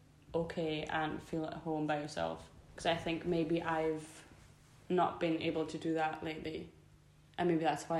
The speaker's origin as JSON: {"language": "English", "country": "Germany", "tie": "born or raised there", "moved": "yes", "said": "he moved to Germany from Scotland, got together with my mum, and then I was there"}